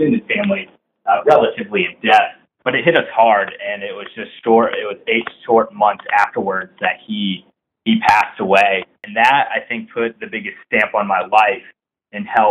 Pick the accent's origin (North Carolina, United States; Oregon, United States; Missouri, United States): North Carolina, United States; So I was born and raised in Whiteboards, North Carolina